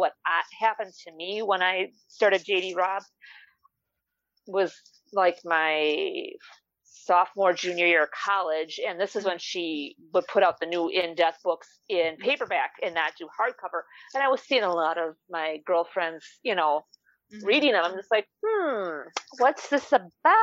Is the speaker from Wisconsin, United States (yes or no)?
yes; Wisconsin, United States; the north woods of my home state, Wisconsin